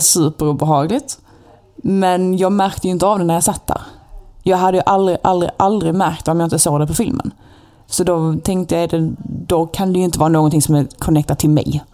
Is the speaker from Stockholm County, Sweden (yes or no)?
no; Malmö, Skåne, Sweden; accent: Skåne dialect